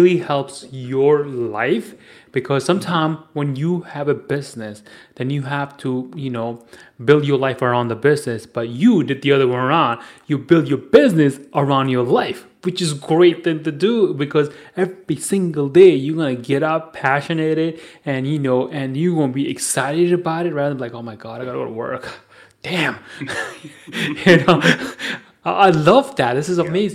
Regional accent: New Delhi, Delhi, India; I am from New Delhi

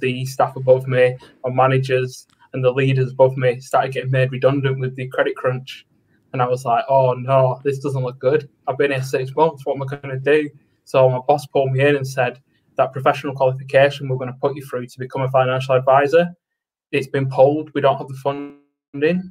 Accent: Preston, North West England, United Kingdom; I'm from Preston in the United Kingdom.

